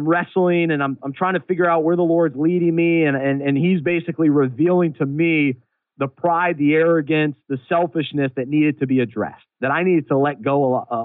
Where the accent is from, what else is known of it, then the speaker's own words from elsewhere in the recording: Charlotte, North Carolina, United States; the skyline of Charlotte, my hometown